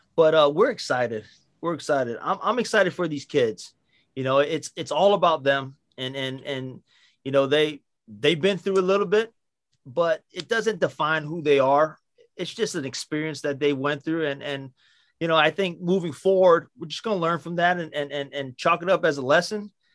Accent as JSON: {"language": "English", "town": "Waipio Gentry", "region": "Hawaii", "country": "United States", "tie": "born or raised there", "said": "I was born in Waipio Gentry, uh, raised in Waipio Gentry, born in the same hospitals with everybody, you know, at Kapiolani."}